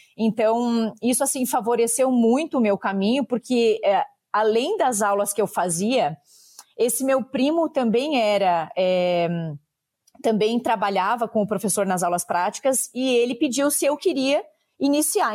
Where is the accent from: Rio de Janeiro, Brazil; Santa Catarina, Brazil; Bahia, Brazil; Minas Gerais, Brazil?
Santa Catarina, Brazil; Videira; also born or lived in Papanduva / Canada; eu sou daqui da região do município de Videira